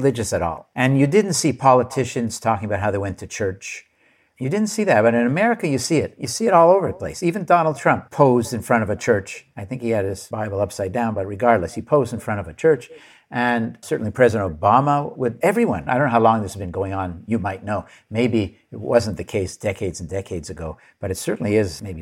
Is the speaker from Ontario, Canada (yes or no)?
no; Montreal, Quebec, Canada; now in Hanover, United States; I am from Canada originally. And when I went to school, actually in Montreal